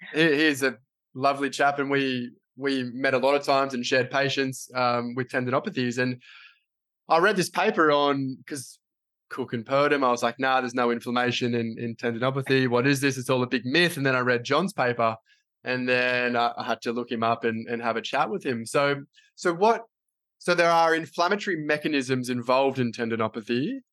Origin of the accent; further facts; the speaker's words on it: Australia; I'm an Australian physio